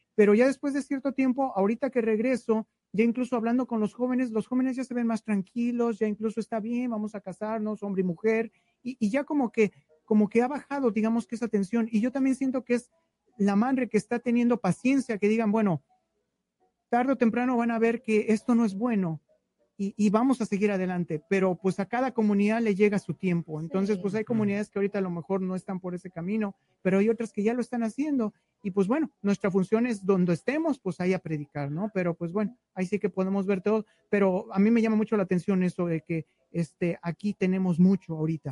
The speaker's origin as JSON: {"language": "Spanish", "region": "Mexico City", "country": "Mexico", "moved": "yes", "lives_now": "Dallas, United States", "said": "Yo vengo originalmente de la Ciudad de México"}